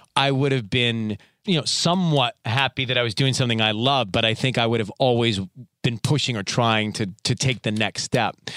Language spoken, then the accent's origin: English; Atlanta, Georgia, United States; So I was born and raised in Atlanta, Georgia